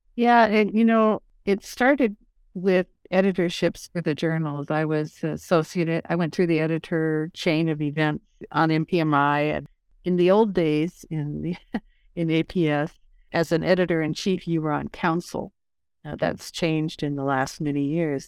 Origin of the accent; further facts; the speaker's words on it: Lincoln, Nebraska, United States; moved away as an adult; also born or lived in Britain; I'm a kid from Nebraska, born and raised in Lincoln